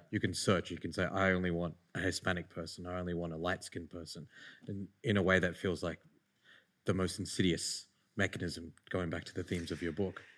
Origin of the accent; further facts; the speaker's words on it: Lahore, Punjab, Pakistan; born in Lahore